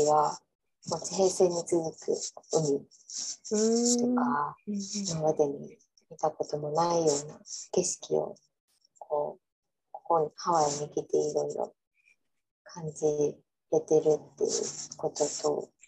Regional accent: Oita, Japan; なんか多い私日本が大分出身なんですけ

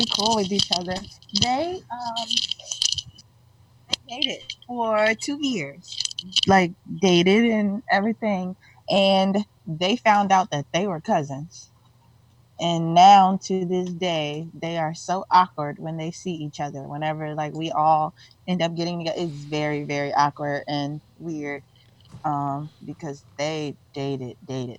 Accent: Mississippi, United States; I'm from Mississippi, but it ain't that normal down there.

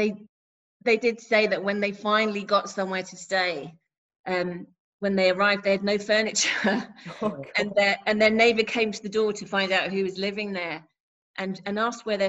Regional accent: London, United Kingdom; was born in West London in 1973

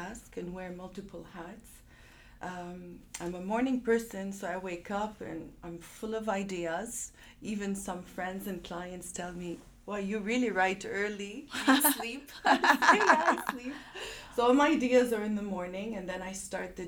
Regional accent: Montreal, Quebec, Canada; moved away as an adult; also born or lived in Chicago / Dubai; I'm born and raised in Montreal

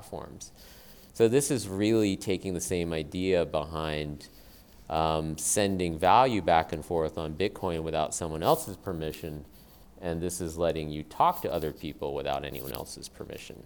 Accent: South Carolina, United States; I was born in South Carolina as a Japanese person. And so I grew up in the South

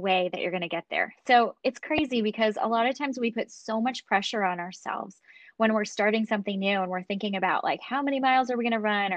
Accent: Chicago, Illinois, United States; now in Central California, United States; I grew up in Chicago. So I actually grew up in the Midwest, but I've been a California girl for almost 20 years now

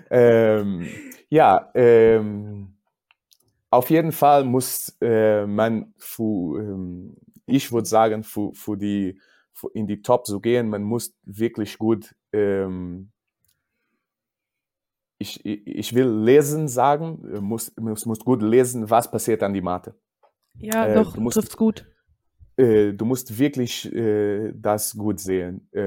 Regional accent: Portugal; German is a second language; aber ich bin Portugiese und ich habe keine Angst, über mich zu sprechen.

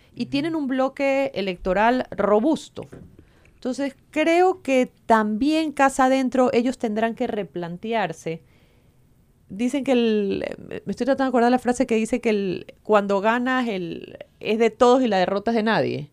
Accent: Ecuador; Lo que hemos vivido como ecuatorianos

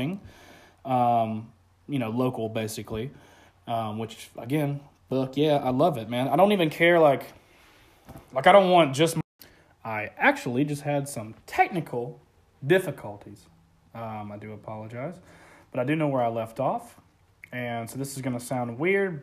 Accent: Florida, United States; Florida, man. Born and raised. It's my home state

